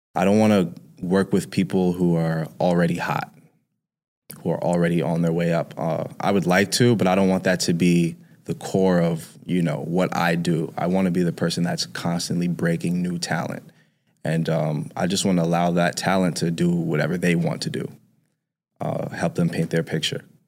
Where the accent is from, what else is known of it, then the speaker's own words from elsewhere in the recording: New York City, New York, United States; I grew up in Harlem